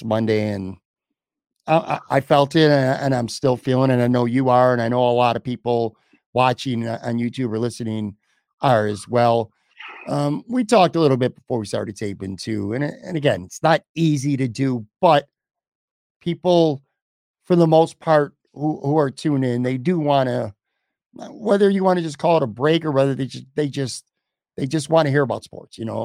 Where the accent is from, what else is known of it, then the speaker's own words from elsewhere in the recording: Buffalo, New York, United States; my hometown